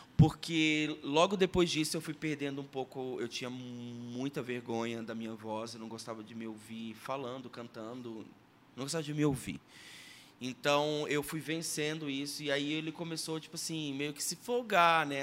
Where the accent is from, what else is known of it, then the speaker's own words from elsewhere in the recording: Sergipe, Brazil; now in Curitiba, Brazil; eu sou natural de Sergipe, moro em Curitiba há 20 anos.